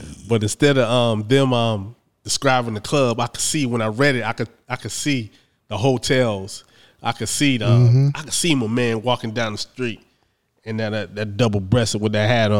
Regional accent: Midwest, United States; moved away; I grew up in the Midwest.

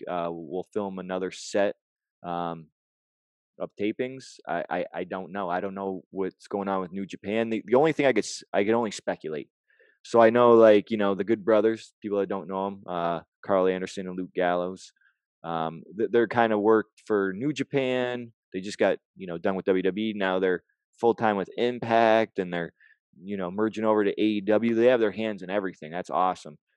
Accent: Canada

